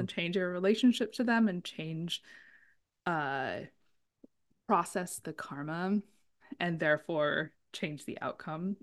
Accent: San Diego, California, United States; I grew up in San Diego

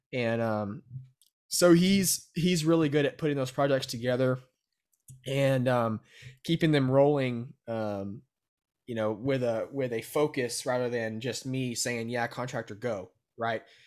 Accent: Brenham, Texas, United States; I was born and raised in Brenham

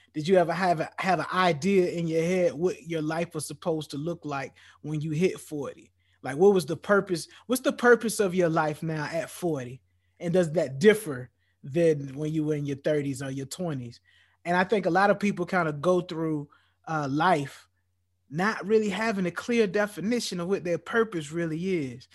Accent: United States; as a black man growing up in, growing up in America

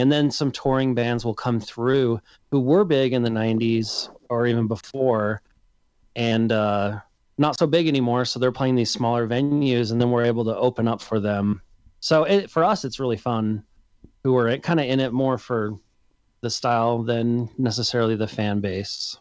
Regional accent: Salt Lake City, Utah, United States; I'm from Salt Lake City

